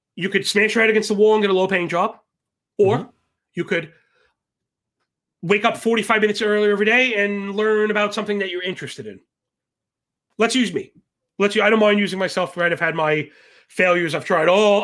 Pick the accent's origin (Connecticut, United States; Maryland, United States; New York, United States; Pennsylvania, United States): New York, United States; New York City; born and bred in Brooklyn